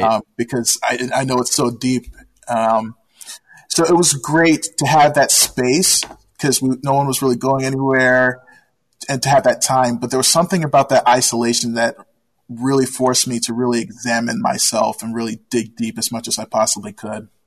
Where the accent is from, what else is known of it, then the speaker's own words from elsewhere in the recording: Washington, District of Columbia, United States; moved away; I was born and raised in Washington, D.C.